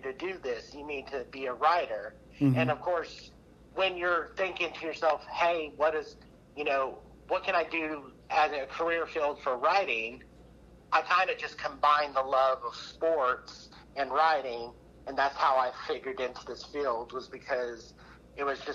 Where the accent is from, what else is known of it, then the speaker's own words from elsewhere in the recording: Texas, United States; now in Oklahoma, United States; I'm originally from Texas. So, hailed from there